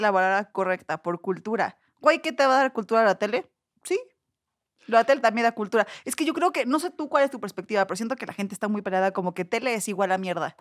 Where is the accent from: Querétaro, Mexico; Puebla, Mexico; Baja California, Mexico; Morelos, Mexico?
Puebla, Mexico; moved away as an adult; also born or lived in Cholula; now in Mexico City, Mexico; soy de Puebla, tiene poco que vine a vivir aquí a Ciudad de México